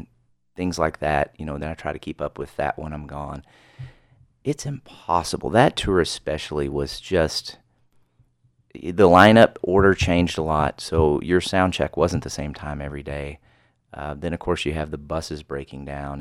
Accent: the South, United States; I'm from the South

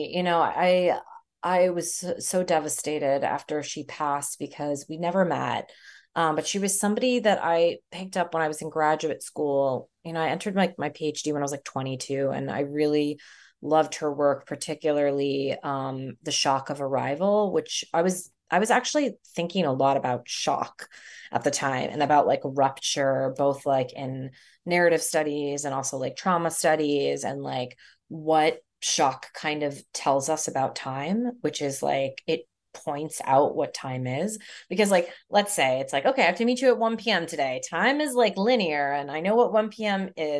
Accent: Canada; also born or lived in Philadelphia, United States; I grew up in Canada and from Philly, you know, like, what do I actually really know about Mumbai?

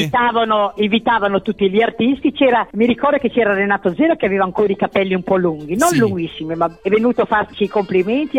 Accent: Emilia-Romagna, Italy; accent: Emilian; avevo la dizione un po' orrenda, da emiliana

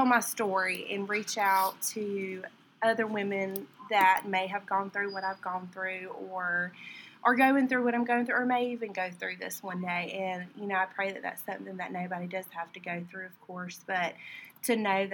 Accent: Warner Robins, Georgia, United States; I'm from Warner Robins. I've lived here my whole life

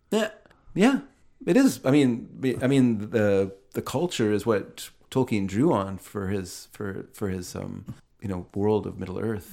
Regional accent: Aldergrove, British Columbia, Canada; I come from Aldergrove

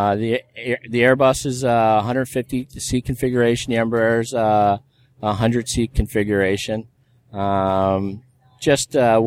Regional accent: Philadelphia, Pennsylvania, United States; now in Florida, United States; I grew up in the Philadelphia region, so wind, snow, rain, hail, we're out there working on airplanes

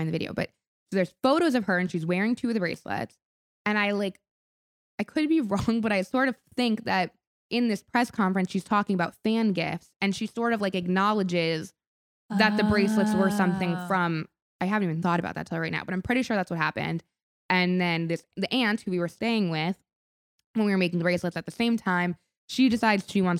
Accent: Rochester, New York, United States; So Stony Clover Lane is the street my sister and I grew up on in Rochester, New York. We were in Rochester when we were starting making these beaded bracelets. Spent our summers there.

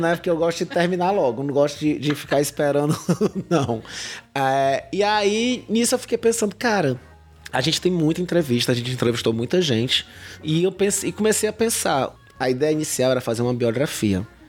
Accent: Fortaleza, Ceará, Brazil; moved away as an adult; also born or lived in Cariri; now in Juazeiro do Norte, Brazil; sou uma pessoa que nasci é, em Fortaleza e fui adotado pelo Cariri há 13 anos

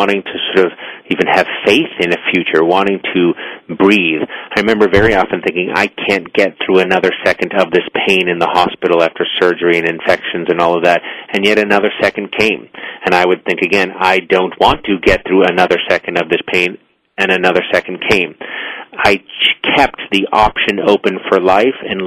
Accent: Boston, Massachusetts, United States; I'm an Irish Catholic boy from Boston

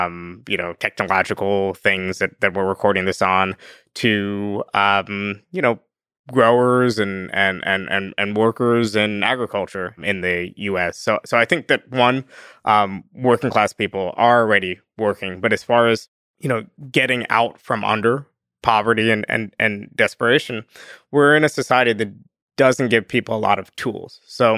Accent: Northeast, United States; and I'm from the Northeast, so I give like excessively Northeast examples.

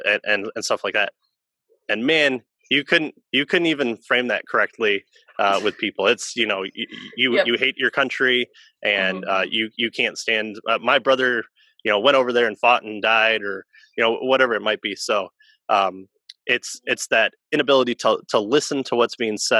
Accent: United States; we as American Christians here

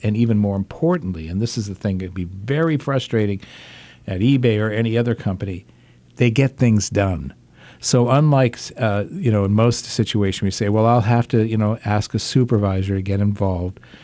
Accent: Massachusetts, United States; growing up with that brand in in my home state

